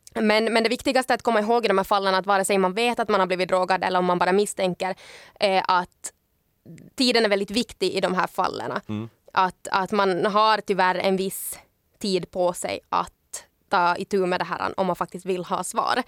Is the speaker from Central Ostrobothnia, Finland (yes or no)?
no; Ekenäs, Uusimaa, Finland; now in Helsinki, Finland; hemma i Ekenäs